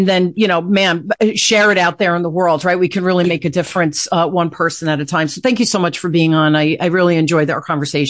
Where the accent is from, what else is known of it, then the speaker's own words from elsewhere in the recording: Newark, New Jersey, United States; I grew up in Newark, Chet, during the riot.